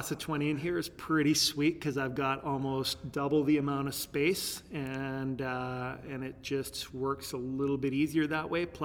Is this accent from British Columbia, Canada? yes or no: yes; Terrace, British Columbia, Canada; born there; now in Lethbridge, Canada; I was born in Terrace, BC. Uh, Lethbridge is stop number 14 for places that I've lived. We moved moved quite a bit